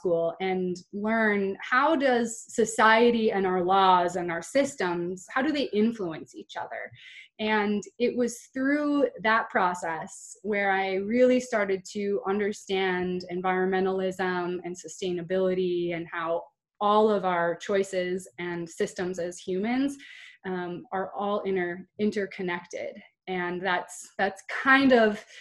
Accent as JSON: {"language": "English", "region": "North Dakota", "country": "United States", "tie": "born or raised there", "said": "I was born in a small town in North Dakota to my mom and dad"}